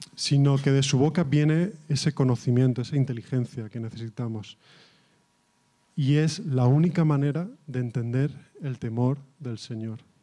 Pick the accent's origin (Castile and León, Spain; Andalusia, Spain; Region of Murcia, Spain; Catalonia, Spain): Catalonia, Spain; yo soy de, catalán